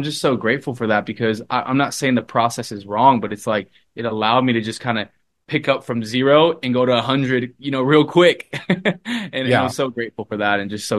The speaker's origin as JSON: {"language": "English", "town": "Los Angeles", "region": "California", "country": "United States", "tie": "born or raised there", "said": "from Los Angeles where I grew up to school in San Diego, I kind of just uprooted from"}